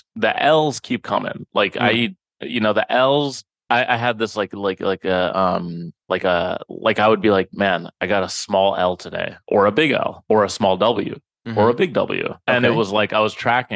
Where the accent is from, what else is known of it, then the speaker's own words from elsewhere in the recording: Minneapolis, Minnesota, United States; now in New York, United States; I am from Minneapolis.